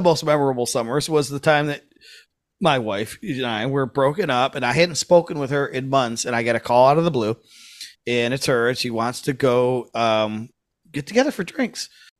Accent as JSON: {"language": "English", "town": "Grosse Pointe", "region": "Michigan", "country": "United States", "tie": "born or raised there", "said": "growing up in Grosse Pointe."}